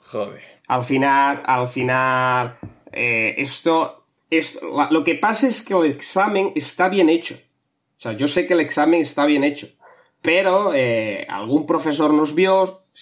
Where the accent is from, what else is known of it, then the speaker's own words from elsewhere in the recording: Barcelona, Catalonia, Spain; Eh, nada, yo soy de Barcelona. Eh, mi plan ahora es irme a la Barceloneta a pescar.